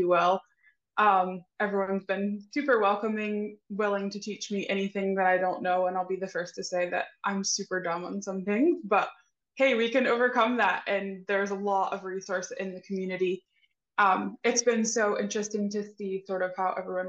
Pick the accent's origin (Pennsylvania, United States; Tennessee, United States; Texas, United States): Tennessee, United States; East; So I am actually a native Tennessee girl, East Tennessee. So I am born and bred and raised and live here.